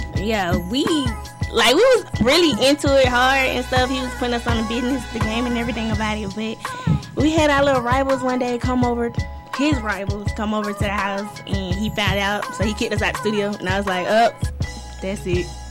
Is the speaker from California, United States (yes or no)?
no; Tampa, Florida, United States; also born or lived in Albany, Georgia; now in Georgia, United States; I was raised in Tampa